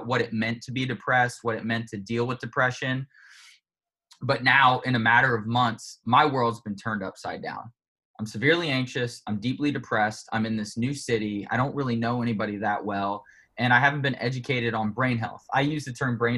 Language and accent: English; Indianapolis, Indiana, United States; moved away as an adult; also born or lived in Raleigh, North Carolina; I was originally born in Indianapolis, Indiana